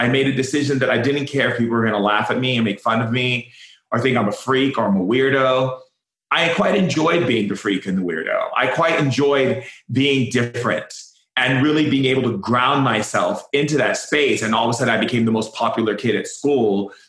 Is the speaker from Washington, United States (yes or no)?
no; Foster City, California, United States; also born or lived in Oahu, Hawaii; I grew up in Foster City and Hawaii. So between two, we had places in both places. So we'd go back and forth in the mainland and then in Oahu.